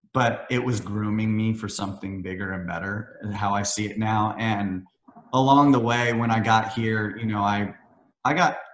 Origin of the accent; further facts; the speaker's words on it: Missouri, United States; also born or lived in Iowa; Well, it's funny, I mean, growing up in Missouri and Iowa, you're not surrounded by the community like you are here, or LA or New York or London or any of these.